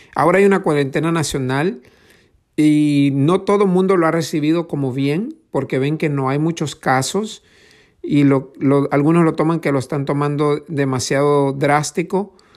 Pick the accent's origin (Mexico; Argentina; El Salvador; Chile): El Salvador; moved away; yo soy originario de El Salvador.